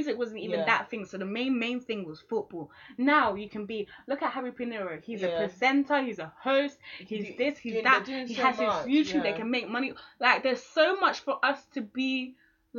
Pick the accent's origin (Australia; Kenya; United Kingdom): United Kingdom; I'm not American. I'm British